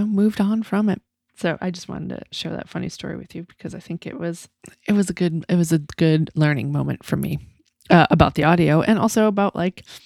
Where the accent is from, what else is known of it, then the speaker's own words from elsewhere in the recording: Massachusetts, United States; I'm from Massachusetts